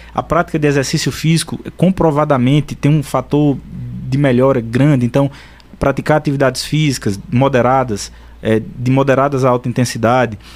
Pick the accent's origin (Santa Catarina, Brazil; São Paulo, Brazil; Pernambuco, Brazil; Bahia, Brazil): Pernambuco, Brazil; São Bento do Una; eu sou de São Bento